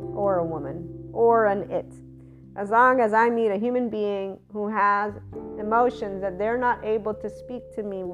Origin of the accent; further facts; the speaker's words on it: Naples, Campania, Italy; as a kid growing up in Naples, Italy